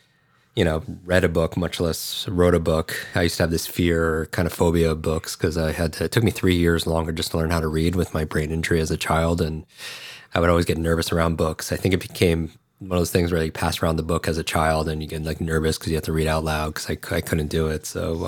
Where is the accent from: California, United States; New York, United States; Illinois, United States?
New York, United States; Westchester; I grew up outside of New York City in Westchester, New York, and we were a block away from a firehouse.